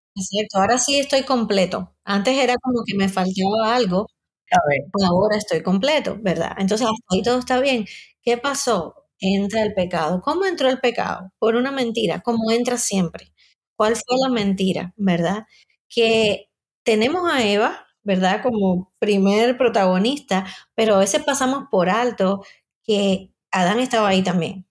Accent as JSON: {"language": "Spanish", "country": "Cuba", "moved": "as an adult", "said": "soy cubana, aunque vivo hace ya muchos años fuera de Cuba."}